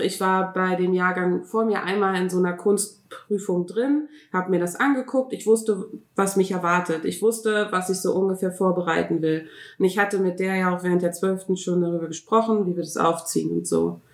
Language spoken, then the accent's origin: German; Berlin, Germany; bei uns in Berlin